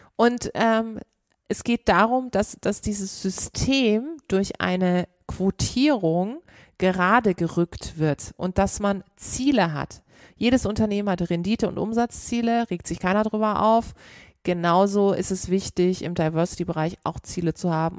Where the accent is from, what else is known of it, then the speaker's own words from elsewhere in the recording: Karlsruhe, Baden-Württemberg, Germany; ich komme aus Karlsruhe